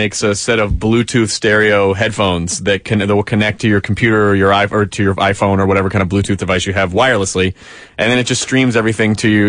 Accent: Tennessee, United States; moved away; I'm from Tennessee

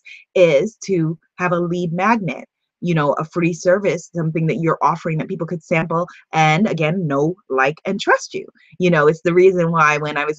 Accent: Guyana; like we say in Guyana

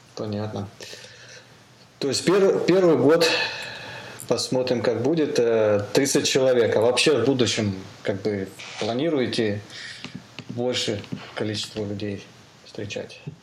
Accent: Amur Oblast, Russia; Я сам с Дальнего Востока, как бы с Амурской области. А, вы, родился, вырос там

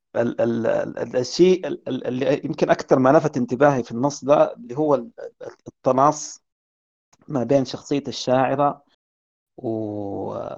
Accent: Sudan; عندنا في السودان

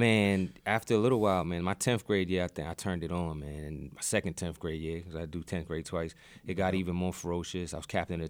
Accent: Boston, Massachusetts, United States; Boston, it was rough coming up there, man. You're getting a lot of fights, man.

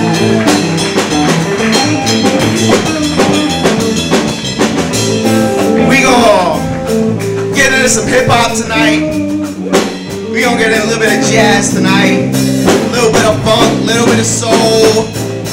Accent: Boston, Massachusetts, United States; moved away as an adult; now in Sacramento, United States; I am from Boston, Massachusetts.

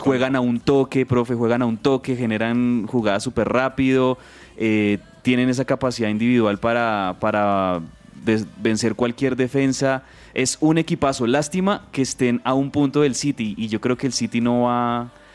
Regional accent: Colombia; somos colombianos

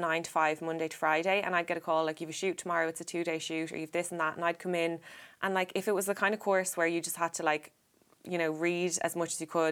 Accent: Ireland; I'm from Ireland

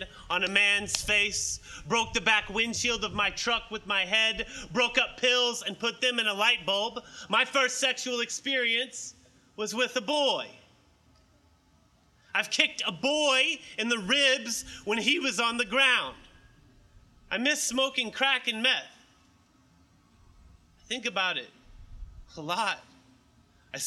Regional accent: Oklahoma, United States; now in Baton Rouge, United States; I was born and raised in Oklahoma

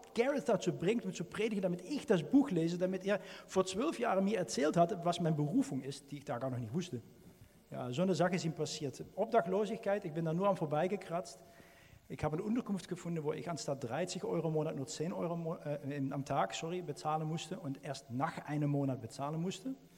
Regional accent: Netherlands; German is a second language; now in Germany; als Niederländer

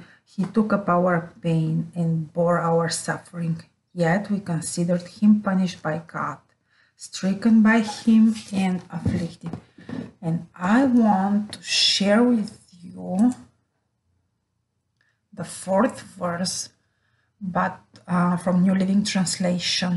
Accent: Bulgaria; moved away as an adult; now in Rome, Italy; I'm from Bulgaria, Europe, born there many years ago. And since 2016, I'm living with my family in Rome, Italy.

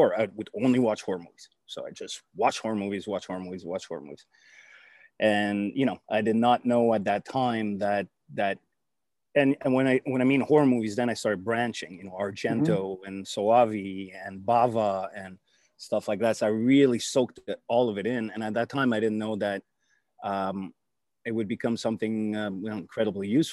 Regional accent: Canada; I'm a Canadian by birth. I come to the States all the time, back and forth.

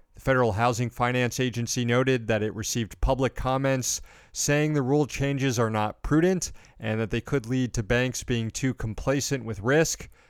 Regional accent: Daytona Beach, Florida, United States; in my hometown of Daytona Beach, the biggest hotel there was a Marriott growing up

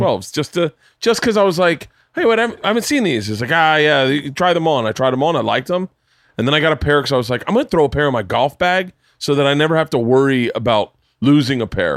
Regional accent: Tampa, Florida, United States; moved away; I grew up in Tampa

